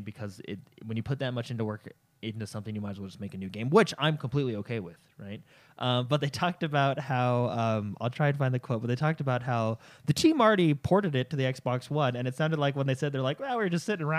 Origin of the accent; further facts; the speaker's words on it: United States; we're American